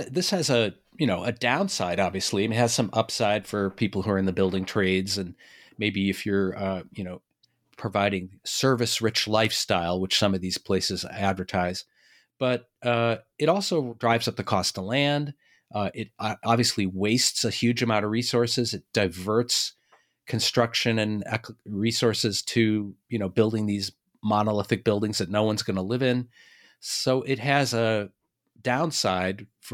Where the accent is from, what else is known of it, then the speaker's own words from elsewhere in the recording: Boston, Massachusetts, United States; And I'm from Boston. Boston was sort of an early center of family offices.